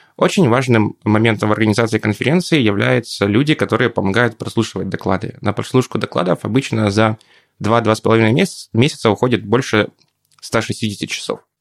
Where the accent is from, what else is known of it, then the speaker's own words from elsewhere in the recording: Poltava, Poltava Oblast, Ukraine; moved away as an adult; now in Kharkiv, Ukraine; Полтава мой родной город